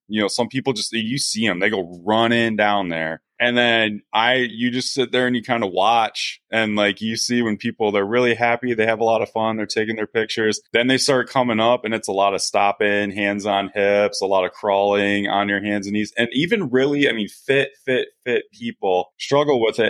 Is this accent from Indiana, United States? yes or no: no; Coldwater, Michigan, United States; now in Grand Rapids, United States; growing up in Coldwater